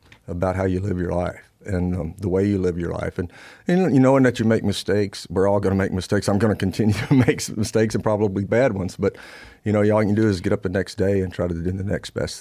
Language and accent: English; Louisiana, United States; I'm from Louisiana